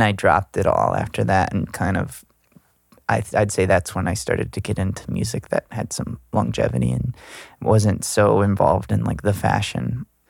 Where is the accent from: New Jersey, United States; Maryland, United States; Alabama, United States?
Alabama, United States; Gulf Shores; now in Los Angeles, United States; I'm from Gulf Shores